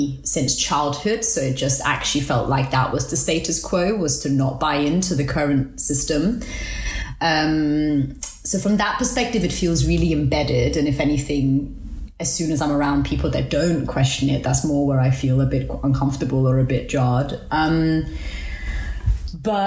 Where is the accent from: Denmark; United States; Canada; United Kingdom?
Denmark; Copenhagen, Capital Region of Denmark; I was born in Denmark, in Copenhagen, because my parents were political refugees there